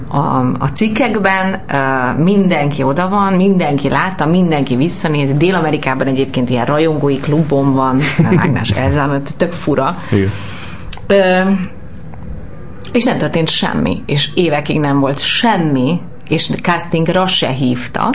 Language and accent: Hungarian; Budapest, Hungary; én a rózsadomra születtem, és hogy gyerekként is volt ebből egy problémám, hogy, hogy azért azt gondolták az általános iskába